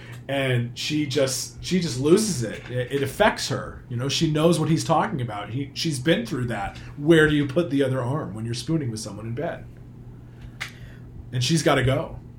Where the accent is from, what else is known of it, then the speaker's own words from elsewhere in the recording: Manchester, Vermont, United States; I grew up in Manchester, Vermont, where there was a flea market.